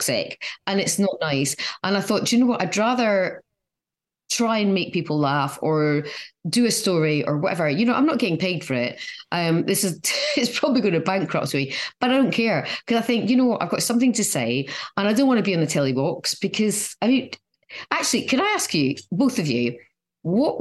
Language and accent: English; Scotland, United Kingdom; born or raised there; moved away